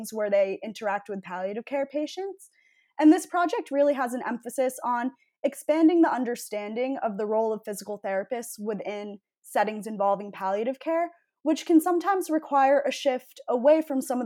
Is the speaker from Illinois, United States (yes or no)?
no; Needham, Massachusetts, United States; I'm from Needham, Massachusetts